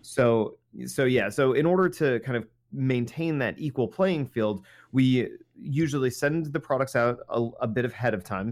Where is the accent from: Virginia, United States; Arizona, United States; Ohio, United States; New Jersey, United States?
New Jersey, United States; we're from New Jersey